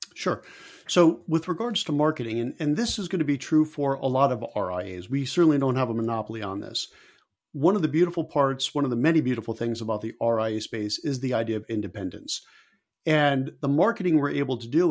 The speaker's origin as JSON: {"language": "English", "town": "Stamford", "region": "Connecticut", "country": "United States", "tie": "born or raised there", "said": "my hometown of Stamford, Connecticut"}